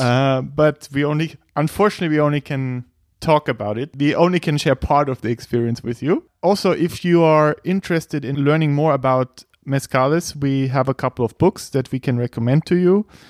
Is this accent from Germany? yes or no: yes; Bavaria, Germany; I'm from Germany, Bavaria.